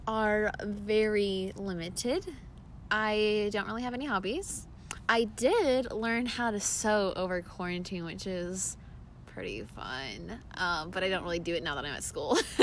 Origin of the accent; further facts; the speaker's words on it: Arizona, United States; also born or lived in Nevada; I was born in Arizona. I moved to Nevada came back to Arizona, and now I'm going to school in Arizona.